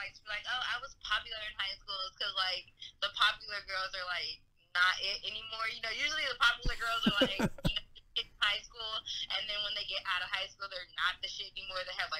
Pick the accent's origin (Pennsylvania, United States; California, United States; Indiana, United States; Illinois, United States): California, United States; San Francisco; also born or lived in East Bay; I'm originally from San Francisco, California.